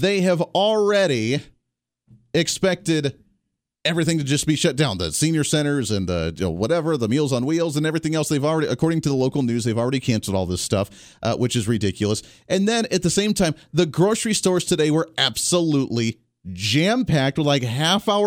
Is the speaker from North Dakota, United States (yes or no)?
no; Colorado, United States; moved away; I come from Colorado